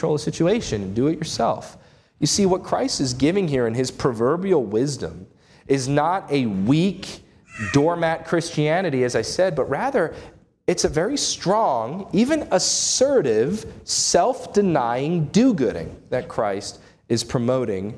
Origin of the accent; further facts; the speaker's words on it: United States; As American citizens